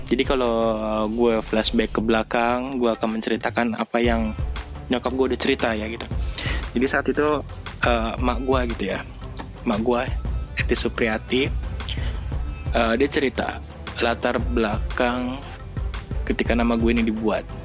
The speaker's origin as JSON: {"language": "Indonesian", "region": "Jakarta", "country": "Indonesia", "tie": "born there", "said": "Karena nyokap gue itu orang Bandung. Gitu. Dan gue lahir di Jakarta."}